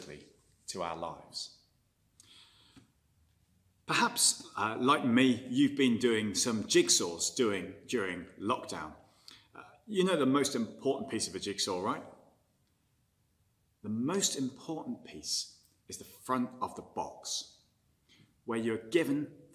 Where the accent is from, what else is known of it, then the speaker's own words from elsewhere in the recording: England, United Kingdom; moved away as an adult; now in Belfast, United Kingdom; I'm from England